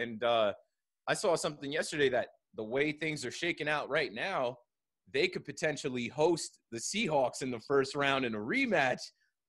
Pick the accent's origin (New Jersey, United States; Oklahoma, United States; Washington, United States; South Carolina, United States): New Jersey, United States; Jersey Shore; I grew up in the Jersey Shore area